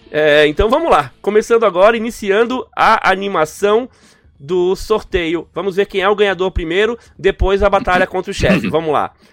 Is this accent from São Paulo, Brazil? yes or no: yes; Santa Bárbara d'Oeste, São Paulo, Brazil; Sou de Santa Bárbara do Oeste, interior de São Paulo.